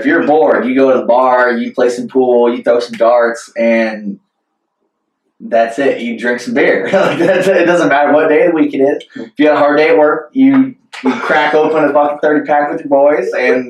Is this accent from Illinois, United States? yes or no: yes; Southern Illinois, United States; moved away as an adult; now in Kuopio, Finland; I'm from Southern Illinois. I moved here March 4th. I've been here. Joey was actually the first American guy I met here in Kuopio.